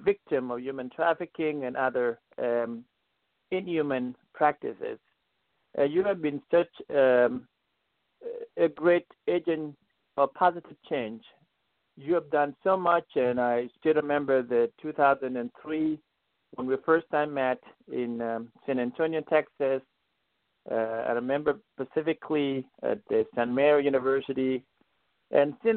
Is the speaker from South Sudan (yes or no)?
yes; South Sudan; moved away as an adult; also born or lived in Kirio, Sudan; now in United States; I was born in South Sudan in a village called Gorian, in southern Sudan.